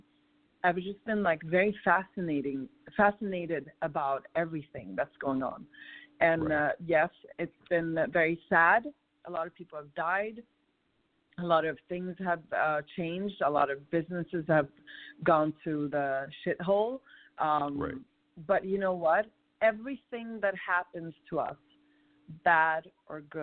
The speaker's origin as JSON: {"language": "English", "town": "Stockholm", "region": "Stockholm County", "country": "Sweden", "tie": "born or raised there", "also_born_or_lived": "Morocco", "moved": "as an adult", "lives_now": "United States", "said": "But I'm born and raised in Sweden, but my parents are North African"}